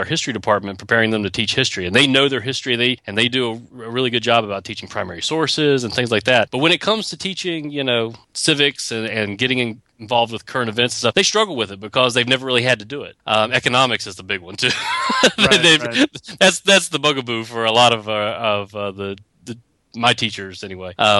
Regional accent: Roanoke, Virginia, United States; moved away; I'm from Roanoke, Virginia, so I went back home to teach

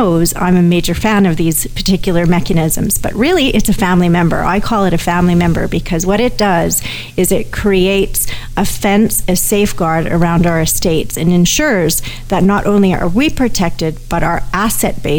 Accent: Canada; I'm a Canadian

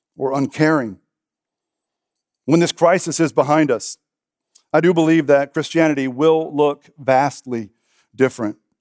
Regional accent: Texas, United States; I'm a Texan

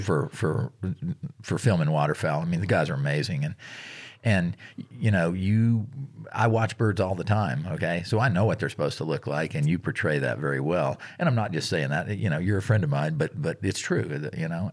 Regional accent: Virginia, United States; moved away; I grew up in Virginia

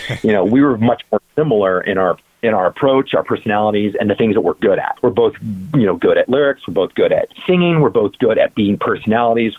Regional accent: Bakersfield, California, United States; I'm from Bakersfield

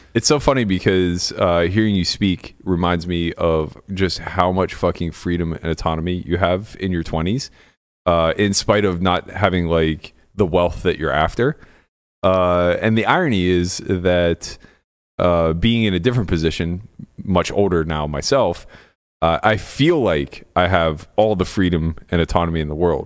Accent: Pittsburgh, Pennsylvania, United States; moved away as an adult; now in Las Vegas, United States

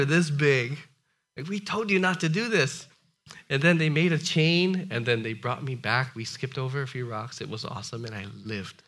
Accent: Hawaii, United States; I'm from Hawaii

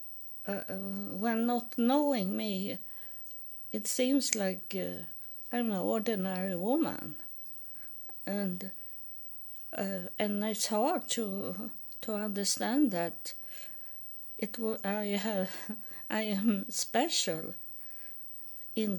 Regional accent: Sweden; moved away as an adult; also born or lived in United States; I'm from Sweden and am homeless in United States

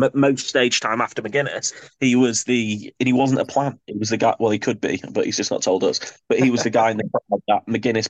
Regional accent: United Kingdom; us as British wrestling fans

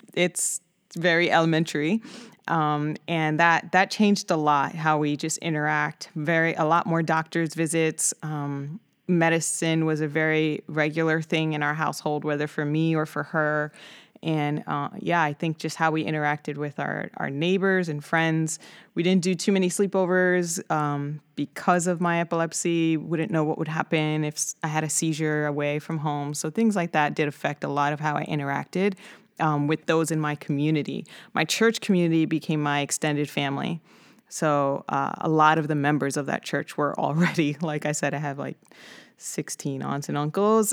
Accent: New York City, New York, United States; I grew up in the Bronx of New York City, um, born and raised

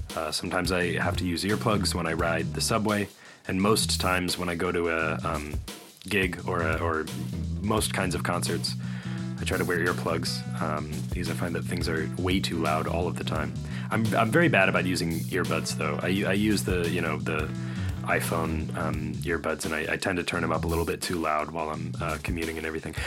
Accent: Winnetka, Illinois, United States; moved away; Winnetka, Illinois, the suburb from which I'm from

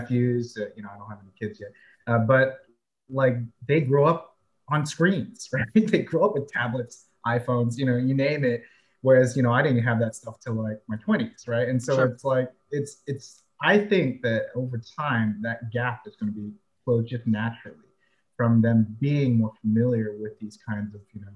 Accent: California, United States; moved away as an adult; now in Alabama, United States; I'm from California, I was born and raised there, but now I'm in Alabama

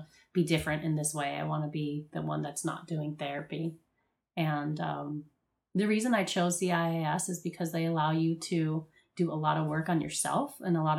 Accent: Miami, Florida, United States; moved away as an adult; also born or lived in New Orleans; I'm from Miami, so we were going to clubs, partying. I was in high school.

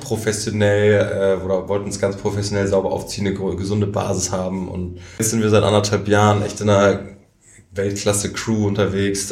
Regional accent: Germany; als Deutsche

